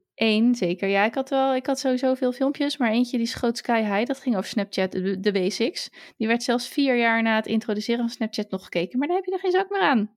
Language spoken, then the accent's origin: Dutch; Netherlands; wij eh, als Nederlanders